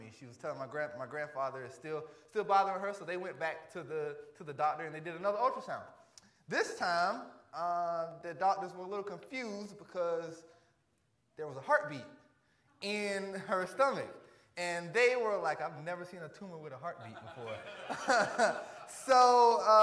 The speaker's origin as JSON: {"language": "English", "town": "Varnville", "region": "South Carolina", "country": "United States", "tie": "born or raised there", "said": "Varnville, Hampton County, where I grew up in South Carolina"}